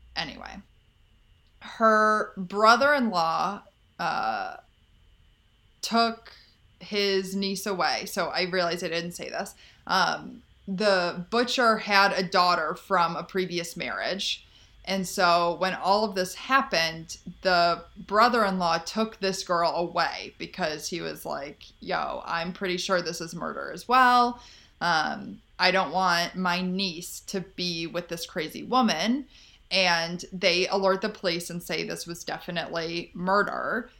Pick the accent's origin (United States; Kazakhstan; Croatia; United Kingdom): United States; Chicago, Illinois; my home state of Chicago